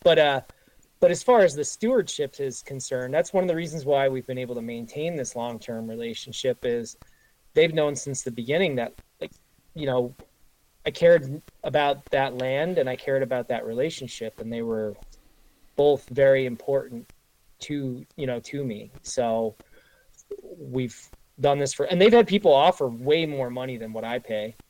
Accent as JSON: {"language": "English", "region": "northwest New Jersey", "country": "United States", "tie": "born or raised there", "moved": "yes", "lives_now": "New York, United States", "said": "I grew up in New Jersey, in the northwest corner of New Jersey"}